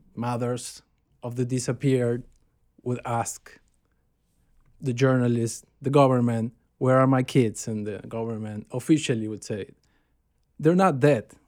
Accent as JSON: {"language": "English", "region": "Buenos Aires", "country": "Argentina", "tie": "born or raised there", "said": "I was born in Buenos Aires, uh, Argentina, in seventy-eight, nineteen seventy-eight"}